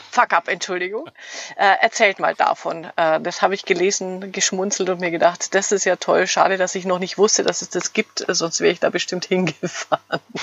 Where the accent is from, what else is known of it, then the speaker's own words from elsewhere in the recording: Fürth, Bavaria, Germany; ihr kommt aus Fürth, mein Heimatort.